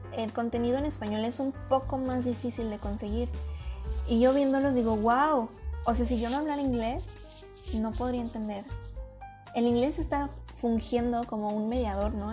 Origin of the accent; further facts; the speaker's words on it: Mexico; como mexicanos es un idioma que estamos muy, muy, muy envueltos en él